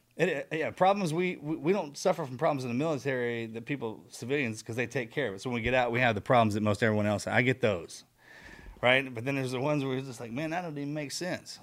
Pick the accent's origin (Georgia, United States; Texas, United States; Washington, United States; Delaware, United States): Texas, United States; we're from Texas